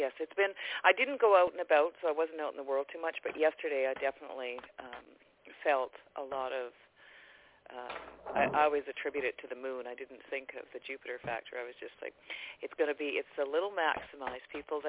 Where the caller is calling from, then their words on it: Vancouver area, British Columbia, Canada; I'm calling from British Columbia, Vancouver area.